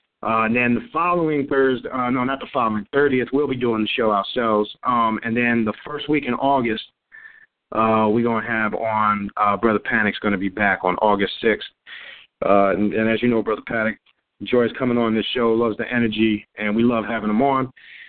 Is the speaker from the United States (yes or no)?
yes; Nassau County, New York, United States; moved away; back in my hometown in New York, in Nassau County, in the Long Island, Queens area, right on the border there.